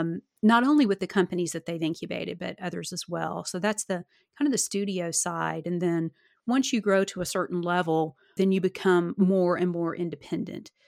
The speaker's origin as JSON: {"language": "English", "region": "Arkansas", "country": "United States", "tie": "born or raised there", "moved": "yes", "said": "my hometown in Arkansas"}